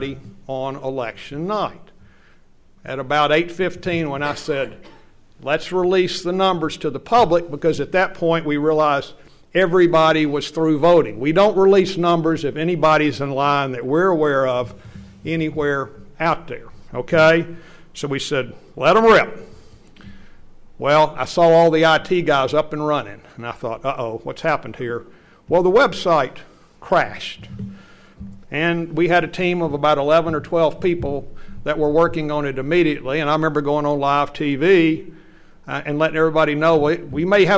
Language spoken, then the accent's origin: English; Knoxville, Tennessee, United States; I am from Knoxville. I've lived here all my life